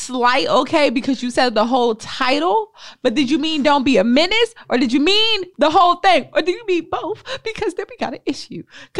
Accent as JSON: {"language": "English", "town": "Winston-Salem", "region": "North Carolina", "country": "United States", "said": "I'm from Winston-Salem, North Carolina."}